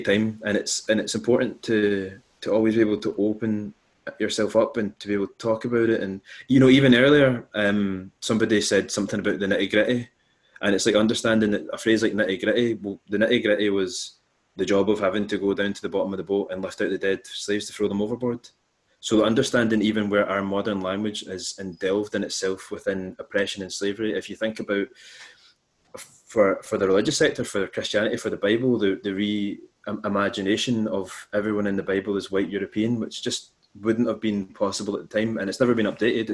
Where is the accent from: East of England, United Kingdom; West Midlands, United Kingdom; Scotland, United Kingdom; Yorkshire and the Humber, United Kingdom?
Scotland, United Kingdom; west of; I grew up in the west of Scotland